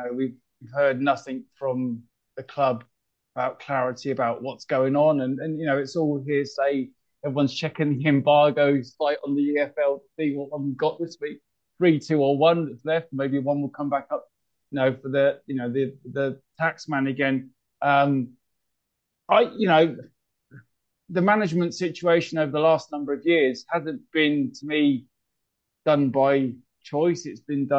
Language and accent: English; Reading, South East England, United Kingdom; it's my hometown. It means the world to me